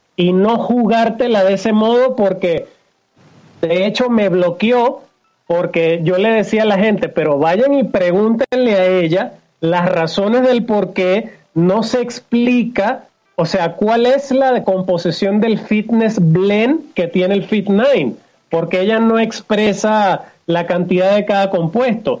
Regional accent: Venezuela; moved away as an adult; now in Mexico; Empecé por el año 97, 98 en mi país natal que es Venezuela. Actualmente estoy radicado en México.

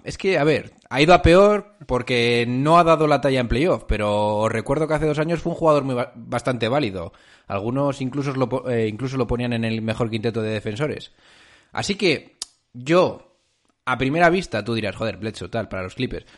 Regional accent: Spain; nosotros, españoles de pura cepa

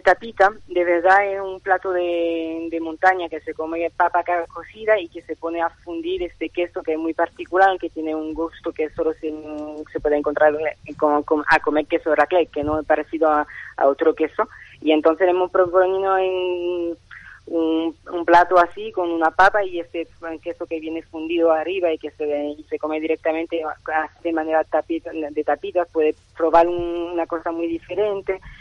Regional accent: Nice, Provence-Alpes-Côte d'Azur, France; Spanish is a second language; moved away as an adult; also born or lived in Granada (family); now in Seville, Spain; yo nací en Francia y entonces he pasado todo un, casi todo bueno, una gran parte de mi vida en el sur de Francia, en Niza, donde fui a la, a la escuela de cocinero

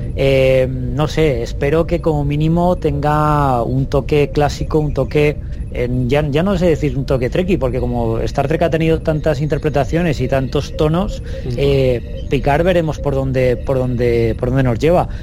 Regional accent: Alicante, Valencian Community, Spain; yo soy de Alicante

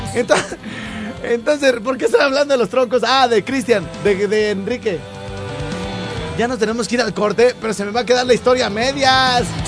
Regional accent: Mexico; A pesar de haber eh, nacido en provincia

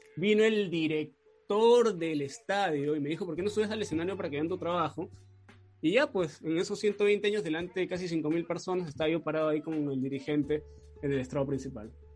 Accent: Peru; acá en Perú

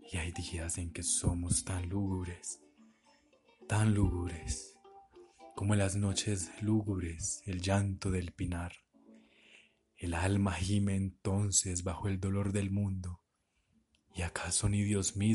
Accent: Antioquia, Colombia

